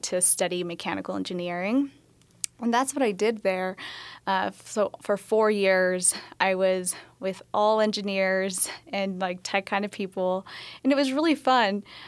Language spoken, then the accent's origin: English; Colorado, United States; moved away; So I'm originally from Colorado, so small town in the southeast corner